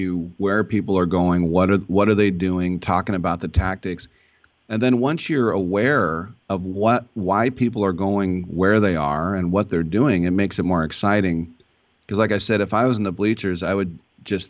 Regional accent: Richmond, California, United States; I'm from Richmond

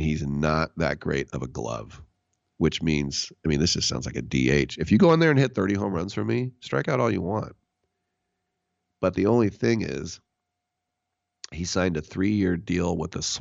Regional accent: Bay Area, California, United States; also born or lived in Berkeley; growing up in the Bay Area with so many Japanese friends and classmates

